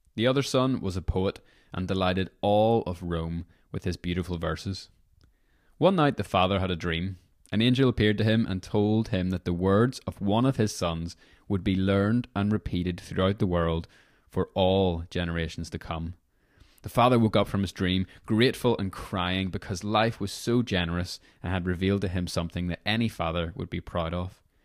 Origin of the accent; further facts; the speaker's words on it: Northern Ireland, United Kingdom; moved away as an adult; whenever I was eighteen, I was moving away from Northern Ireland